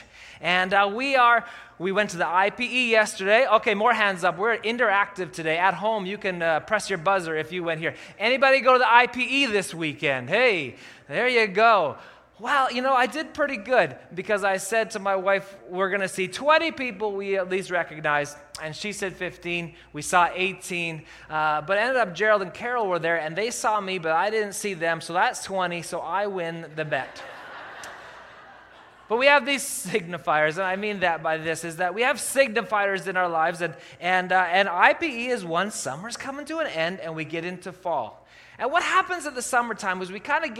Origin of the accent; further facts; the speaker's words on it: Calgary, Alberta, Canada; now in Kelowna, Canada; I grew up in Calgary.